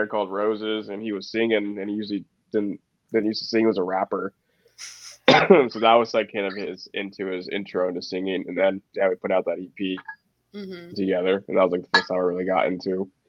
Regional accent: Tri-Cities, Washington, United States; now in Seattle, United States; We're both from the Tri-Cities.

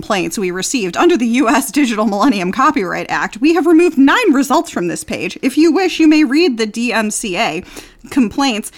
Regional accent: Atlanta, Georgia, United States; also born or lived in Florida; now in Los Angeles, United States; I grew up in Atlanta before my family moved back to Florida

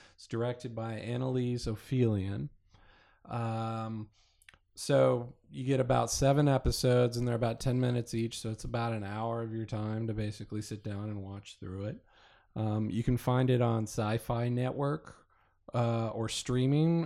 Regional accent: Kansas, United States; moved away; I grew up in Kansas

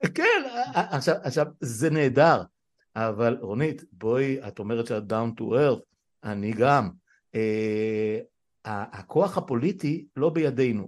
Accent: Israel; צמחנו וגדלנו פה עוד משחר ילדותי עוד לפני מלחמת ששת הימים

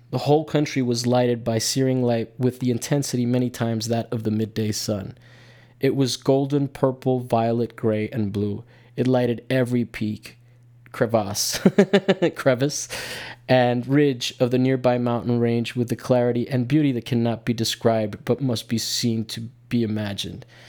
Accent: United States; as an American

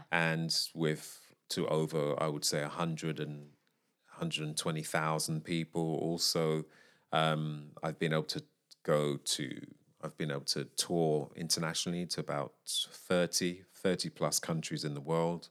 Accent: United Kingdom; I am a British vocalist.

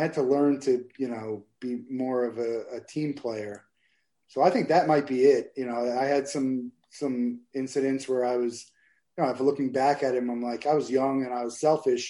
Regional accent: Marlboro, New Jersey, United States; moved away as an adult; now in Florida, United States; I'm from Marlboro, New Jersey, central New Jersey. And grew up there and lived in New Jersey till I went to college in Florida

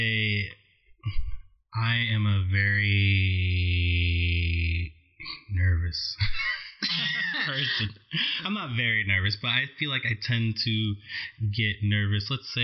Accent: New York, United States; now in Los Angeles, United States; I'm from New York

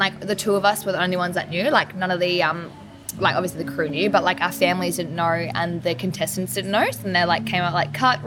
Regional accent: Melbourne, Victoria, Australia; moved away as an adult; also born or lived in Adelaide; so I grew up in Melbourne

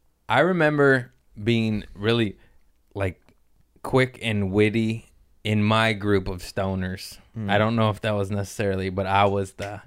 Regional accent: Los Angeles, California, United States; I was born in Harbor City.

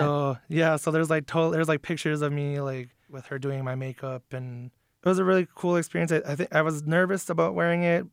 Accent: Lac du Flambeau Reservation, northern Wisconsin, United States; I'm from the Lactoflammable Reservation in northern Wisconsin

